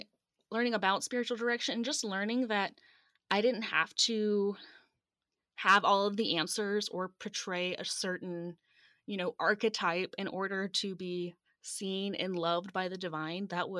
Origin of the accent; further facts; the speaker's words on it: Atlanta, Georgia, United States; And so I grew up in Metro Atlanta, and I was, you know, the perfect church kid